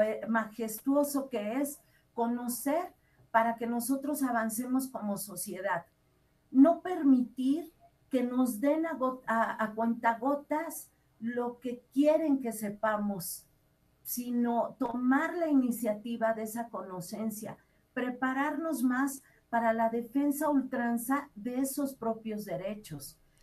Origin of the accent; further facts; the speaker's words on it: Mexico; nosotros como mexicanos